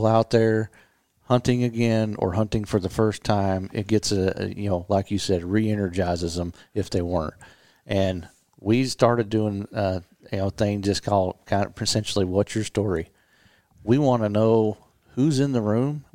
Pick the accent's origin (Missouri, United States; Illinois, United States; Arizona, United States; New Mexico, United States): Missouri, United States; the Ozarks; We essentially grew up in the woods. I might have been born there